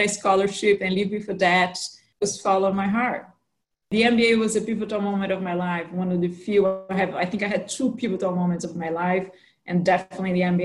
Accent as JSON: {"language": "English", "region": "São Paulo", "country": "Brazil", "tie": "born or raised there", "also_born_or_lived": "New York City, United States / Zurich, Switzerland", "accent": "Brazilian with American influence", "moved": "as an adult", "said": "I was born and grew up in São Paulo, Brazil."}